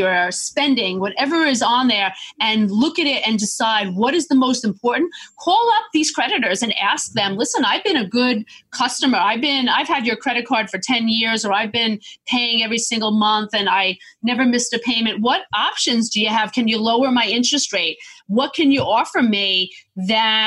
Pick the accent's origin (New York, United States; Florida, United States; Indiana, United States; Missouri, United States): New York, United States; Long Island; I'm a New Yorker